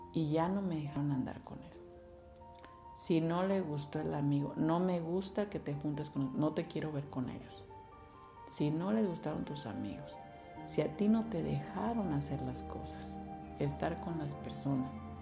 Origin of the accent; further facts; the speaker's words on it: Mexico; como sociedad y como cultura mexicana que tenemos